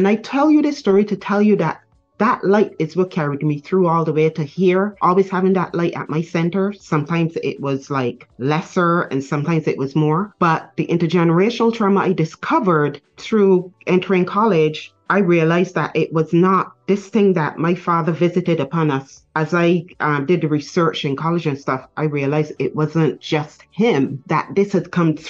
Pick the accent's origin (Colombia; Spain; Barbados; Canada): Barbados; born in Barbados.